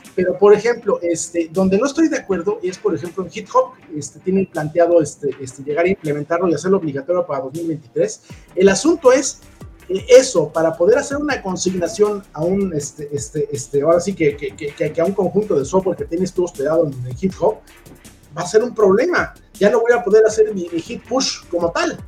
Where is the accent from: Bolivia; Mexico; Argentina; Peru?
Mexico; nosotros como mexicanos o como latinoamericanos